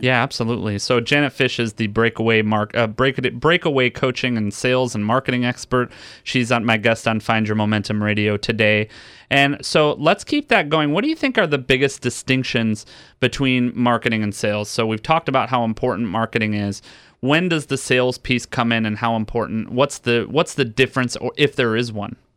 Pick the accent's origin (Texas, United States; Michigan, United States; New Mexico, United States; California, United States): Michigan, United States; Detroit; I grew up in the Midwest. I tell people, you know, I grew up in Detroit